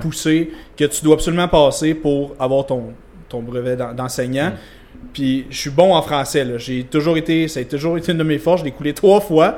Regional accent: Vaudreuil-Dorion, Quebec, Canada; je viens de Vaudreuil-Dorion

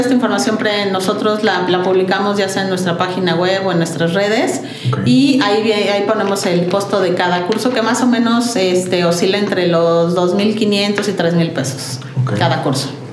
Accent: Mexico; somos un par de socios mexicanos

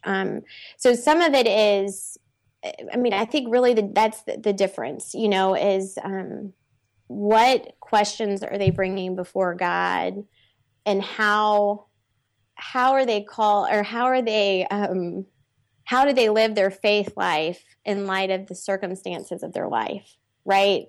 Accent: Baton Rouge, Louisiana, United States; I'm from Baton Rouge

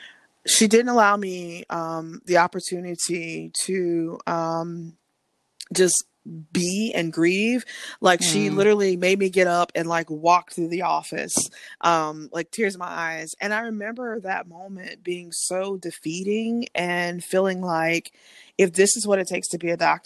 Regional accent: South Carolina, United States; also born or lived in Baltimore; I'm from South Carolina, born and raised

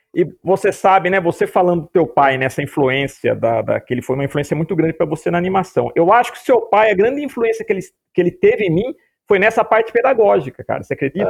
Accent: Piracicaba, São Paulo, Brazil; acabei voltando para Piracicaba, que é a cidade que eu, que eu nasci

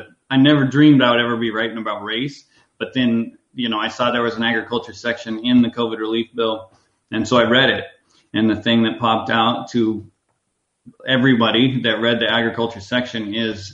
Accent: Red Oak, Iowa, United States; now in McClelland, United States; I was born in Red Oak

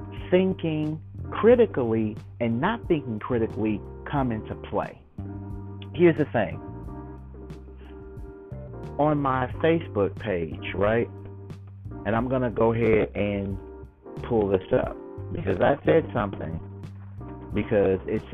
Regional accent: United States; I'm African American

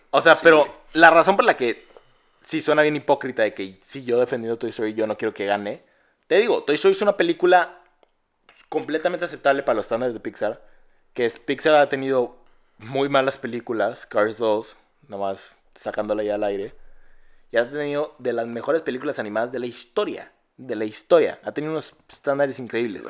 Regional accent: Mexico; yo no soy británico, soy un mexicanote

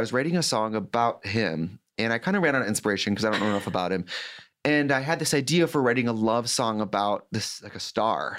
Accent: Milwaukee, Wisconsin, United States; moved away as an adult; now in Los Angeles, United States; I'm from Milwaukee

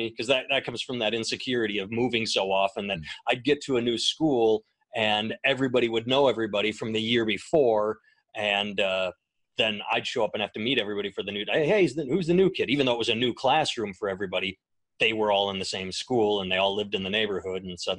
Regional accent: Wisconsin, United States; I grew up in Wisconsin, and I was going to the University of Wisconsin-Milwaukee

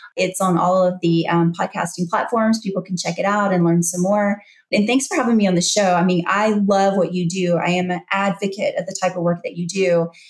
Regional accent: Louisiana, United States; moved away as an adult; also born or lived in New Orleans; now in Georgia, United States; I left Louisiana, my home state. I've been there my whole life for you know, 46 years. And I just up and moved to Georgia

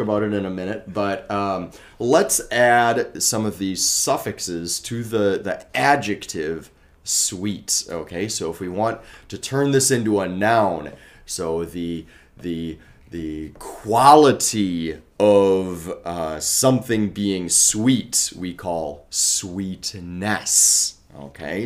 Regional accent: Colorado, United States; moved away as an adult; also born or lived in Alaska / Asia; now in Warsaw, Poland; Originally, I'm from Colorado

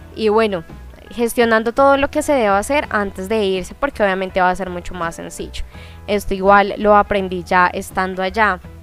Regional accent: Colombia; also born or lived in Buenos Aires, Argentina; me refiero a este caso a Colombia, que es de donde vengo yo y donde estoy ahora

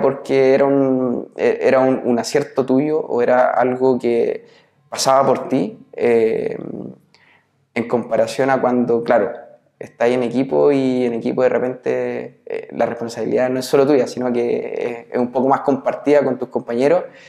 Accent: Nacimiento, Biobío, Chile; moved away; also born or lived in Santiago / Concepción / Los Ángeles; todo el resto de, mi infancia lo hice en, en, Nacimiento

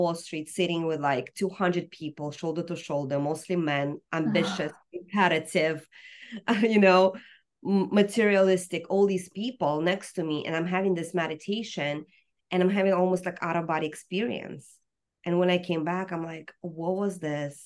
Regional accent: Russia; now in United States; growing up in Soviet Union

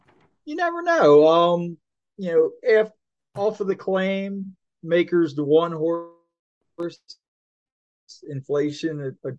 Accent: Maryland, United States; accent: Southern; I'm from Maryland.

